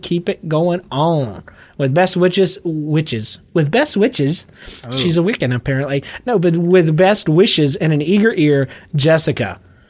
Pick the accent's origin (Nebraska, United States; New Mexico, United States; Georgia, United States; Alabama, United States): Georgia, United States; accent: Georgia; my Georgia accent just just involved itself in my life.